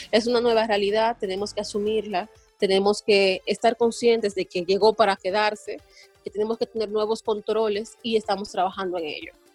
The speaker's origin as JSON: {"language": "Spanish", "country": "Dominican Republic"}